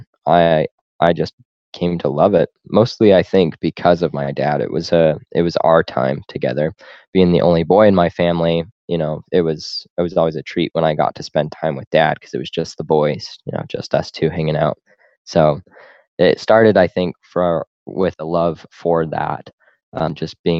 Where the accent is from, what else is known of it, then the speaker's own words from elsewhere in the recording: Corvallis, Montana, United States; also born or lived in Utah; there's a place called Corvallis, not Corvallis, Oregon, like most people confuse it, but it's just a tiny little podunk town, and that's where I grew up